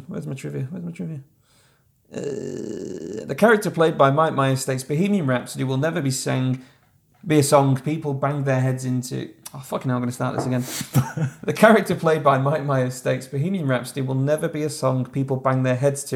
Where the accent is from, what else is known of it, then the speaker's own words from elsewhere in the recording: United Kingdom; we are British